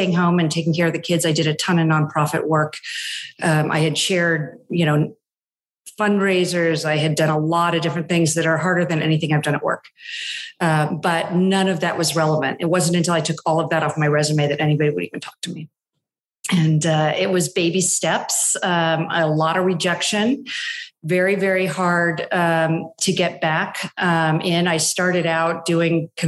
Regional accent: East Bay, San Francisco Bay Area, California, United States; moved away as an adult; also born or lived in East Coast; So I'm from the Bay Area. I grew up in the East Bay, born and raised, just spent, my whole life out here

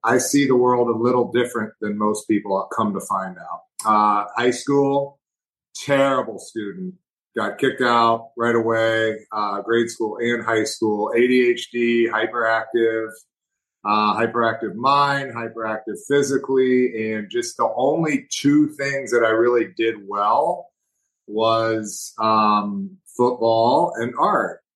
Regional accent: Missouri, United States; I'm from Missouri. I'm from the Show Me State

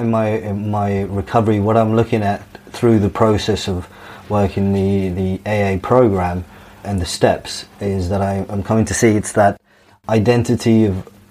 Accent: Dubai, United Arab Emirates; Yeah, so my life growing up in Dubai was very free. My mum was quite free with myself. I went to a British school.

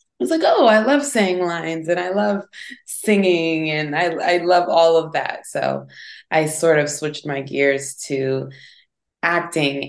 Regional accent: St. Louis, Missouri, United States; moved away as an adult; I'm from St. Louis, Missouri, right? So it's a city, but it's not the biggest city in the world. And I had to get out

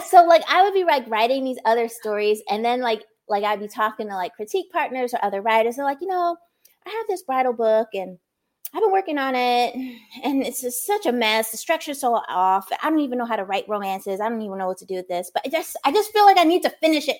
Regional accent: New Brunswick, New Jersey, United States; I grew up in New Brunswick, New Jersey

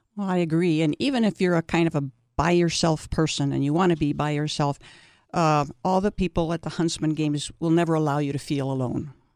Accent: East Coast, United States; now in Saint George, United States; I grew up on the East Coast

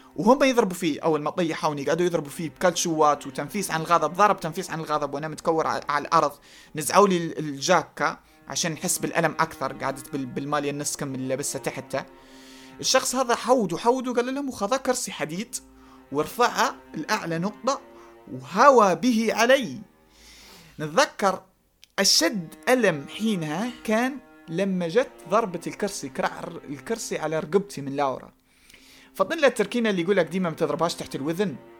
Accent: Eastern Libya, Cyrenaica, Libya; على كوني شرقاوي وعلى كوني جاي من تلك المنطقة الجغرافية

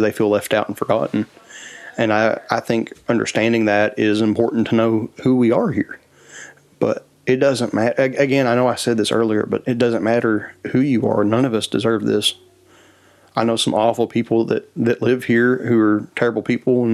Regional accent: Appalachia, United States; as Appalachians

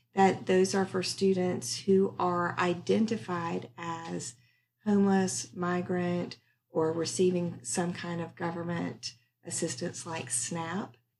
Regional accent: North Carolina, United States; also born or lived in Maryland; my mom and my sister and I moved to North Carolina from Maryland

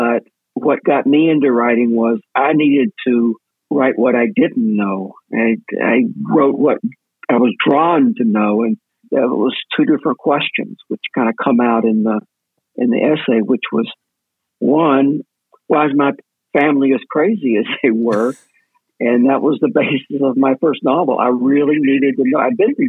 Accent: Mississippi, United States; because of the way that I was raised in Mississippi, growing up a gay kid

